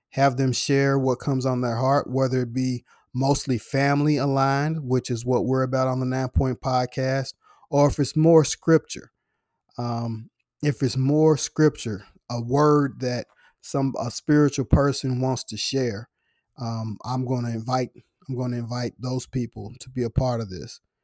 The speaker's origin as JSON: {"language": "English", "country": "United States", "said": "I'm American"}